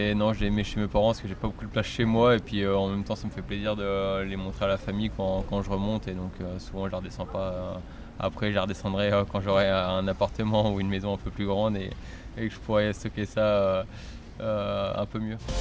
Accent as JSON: {"language": "French", "region": "Normandy", "country": "France", "tie": "born or raised there", "moved": "yes", "said": "je suis normand et c'est vrai que euh, bah, comme tout jeune, j'ai commencé dans mon club local, 5 km de chez mes parents"}